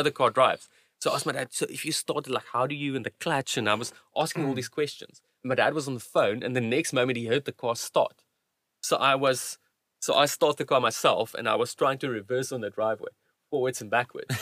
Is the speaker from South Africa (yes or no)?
yes; South Africa; also born or lived in Cape Town / Kuruman; when we moved from Cape Town to, to Kuruman